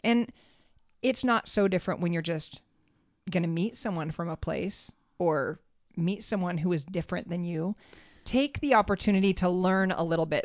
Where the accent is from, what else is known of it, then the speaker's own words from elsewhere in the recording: United States; We were like the, the typical Americans